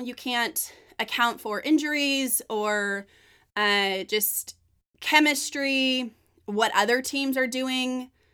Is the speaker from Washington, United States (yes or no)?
no; Northern California, United States; I'm from Northern California.